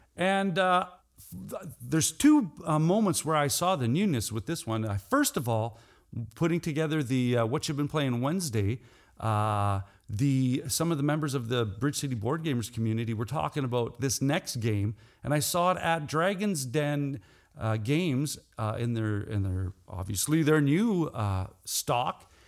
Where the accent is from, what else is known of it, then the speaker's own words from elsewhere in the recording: Saskatchewan, Canada; I'm from Saskatchewan, Canada.